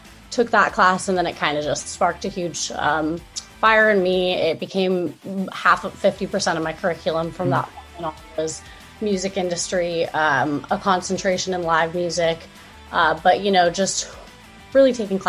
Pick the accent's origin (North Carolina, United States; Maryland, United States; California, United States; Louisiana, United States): California, United States; Southern; I grew up in Southern California